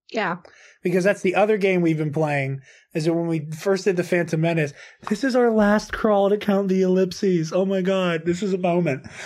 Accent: Ireland; I'm Irish.

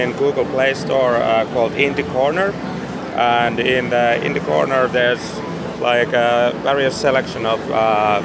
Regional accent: Finland; I'm from Finland

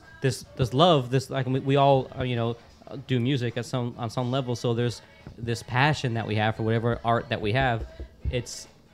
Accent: Florida, United States; I mean, I grew up in Florida.

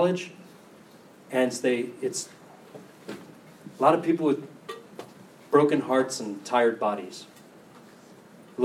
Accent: United States; I'm American

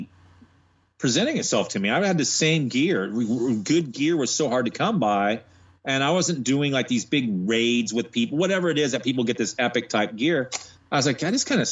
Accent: Monterey, California, United States; moved away as an adult; now in Atlanta, United States; I went to San Jose State in California, where I'm from Monterey.

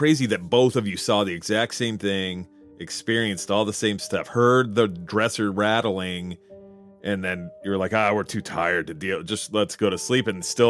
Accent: New Jersey, United States; New Jersey is also my home state.

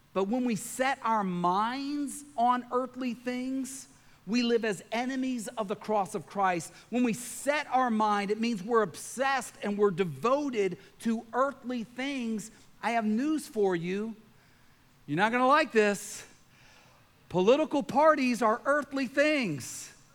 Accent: Lewiston, Maine, United States; I was born on February 20th, 1973, in Lewiston, Maine, and I became a citizen of the United States of America

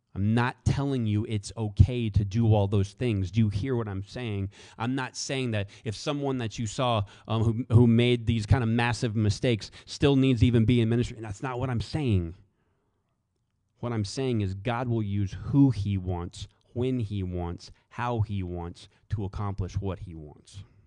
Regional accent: the South, United States; especially in the South, right? Let me pick on all the, the boys from my hometown, right? You know, what are we about? Faith, family, food, football.

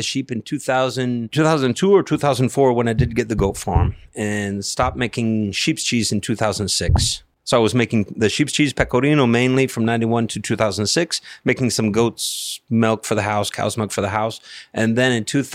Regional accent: United States; moved away as an adult; also born or lived in Tuscany, Italy; now in West Coxsackie, United States; I'm American

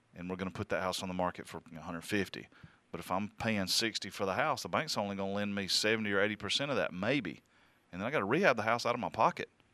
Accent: the South, United States; I'm from the South

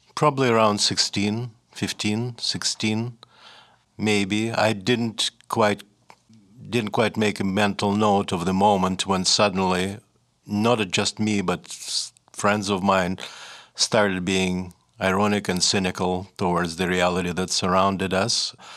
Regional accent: Saint Petersburg, Russia; first language Russian; English is a second language; moved away as an adult; also born or lived in New Hampshire, United States; now in Montreal, Canada; I just had a normal, ordinary, reasonably happy Soviet childhood

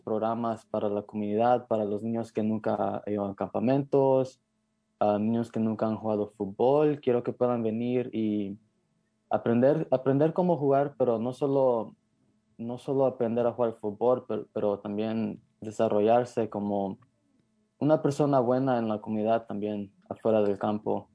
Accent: Marin County, California, United States; creciendo en Marín

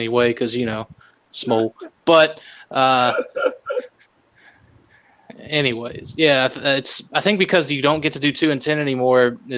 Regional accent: the South, United States; I'm from the South

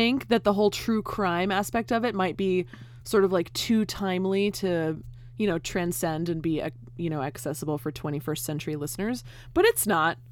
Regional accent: California, United States; I'm from California

